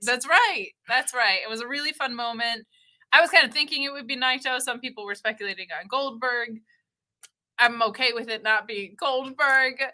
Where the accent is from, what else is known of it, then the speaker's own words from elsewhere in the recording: United States; I'm American